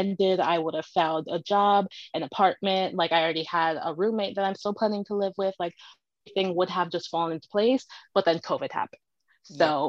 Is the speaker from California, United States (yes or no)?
no; Manchester, Connecticut, United States; also born or lived in Philadelphia; I am from Manchester, Connecticut. I've lived here my entire life, except for the 4 years I spent in Philadelphia